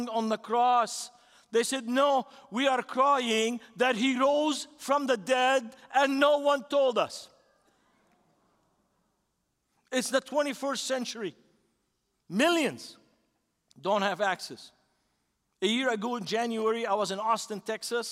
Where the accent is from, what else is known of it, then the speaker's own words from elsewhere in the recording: Beirut, Beirut Governorate, Lebanon; now in United States; This is my city. I grew up in that city, 3 blocks from the seashore.